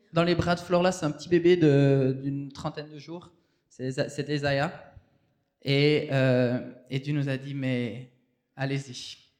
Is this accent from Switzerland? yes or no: yes; Switzerland; moved away as an adult; also born or lived in Haiti; on vient de la Suisse